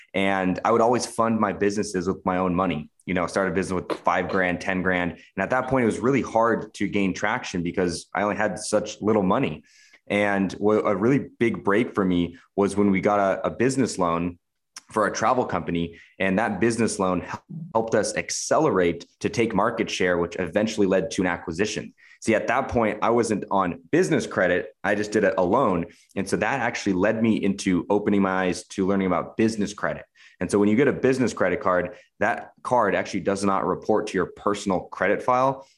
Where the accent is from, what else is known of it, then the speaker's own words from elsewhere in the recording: Washington, United States; moved away as an adult; I'm American. I'm 28 years old. I grew up in Washington State.